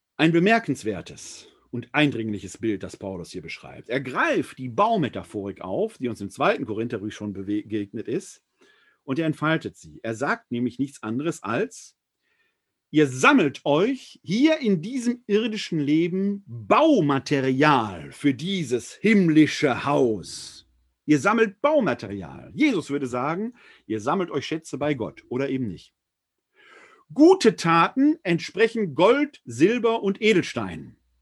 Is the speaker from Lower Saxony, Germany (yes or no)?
no; Essen, North Rhine-Westphalia, Germany; Ich und mein Bruder haben damals in Essen, meiner Heimatstadt, vor dem, vor der Wohnung meiner Großmutter Fußball gespielt